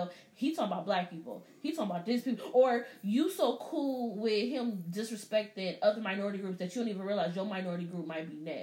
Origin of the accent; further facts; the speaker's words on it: United States; I'm American.